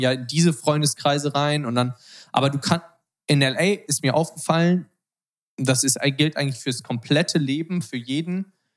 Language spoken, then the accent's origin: German; Germany; moved away as an adult; now in Los Angeles, United States; als Deutscher ist man halt so richtig auf Business getrimmt